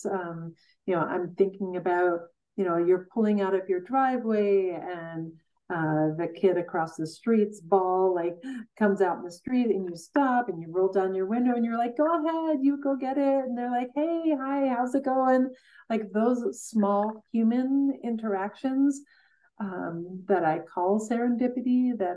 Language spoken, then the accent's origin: English; Coleman, Wisconsin, United States; from Coleman, Wisconsin.